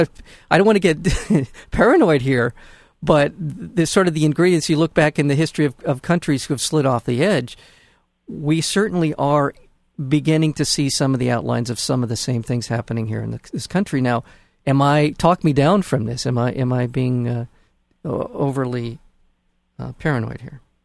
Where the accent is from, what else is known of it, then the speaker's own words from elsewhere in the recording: United States; as an American, as a as a voting American